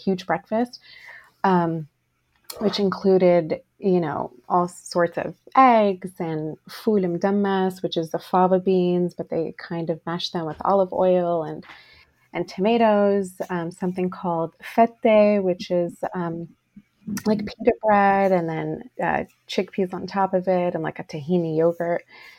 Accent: New Jersey, United States; moved away as an adult; now in Los Angeles, United States; I came to it a little later in life, actually not until I was married and I moved cross country from New Jersey to LA.

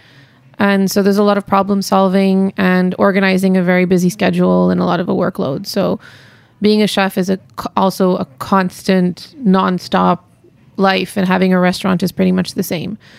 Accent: Montreal, Quebec, Canada; moved away; also born or lived in India; I'm born and raised in Montreal

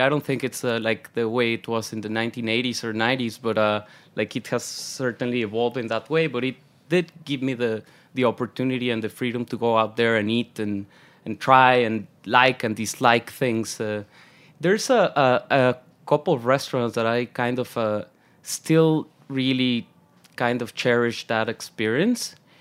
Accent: Mexico City, Mexico; moved away as an adult; also born or lived in London; now in New York, United States; born and raised in Mexico City

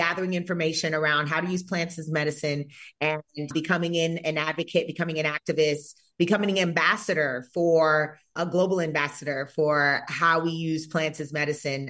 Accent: North Carolina, United States; moved away as an adult; also born or lived in Georgia; now in Nevada, United States; growing up in North Carolina

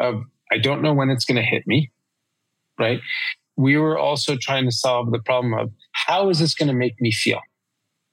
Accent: New York, United States; I'm a New Yorker

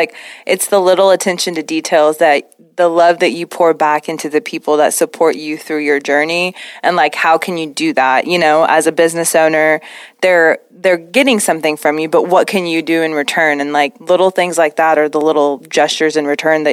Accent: Pakistan; now in Oklahoma, United States; I'm an immigrant. I'm from Pakistan

